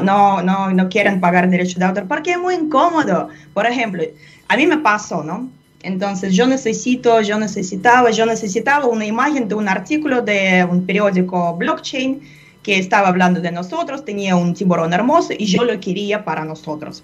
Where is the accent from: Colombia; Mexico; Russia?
Russia; Spanish is a second language; moved away; En Rusia, de donde yo proviendo también